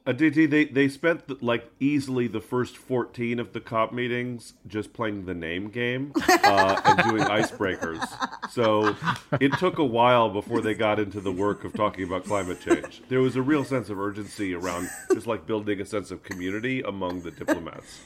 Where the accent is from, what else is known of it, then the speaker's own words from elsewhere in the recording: United States; also born or lived in San Francisco; I'm an American